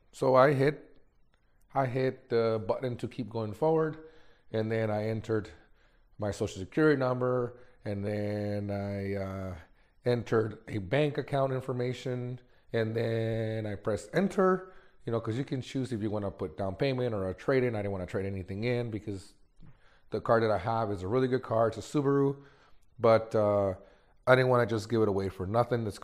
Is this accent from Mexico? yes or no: yes; Mexico; born there; I was born in Mexico, Mexican parents, and never in my life did I ever think that I was going to have a life like this.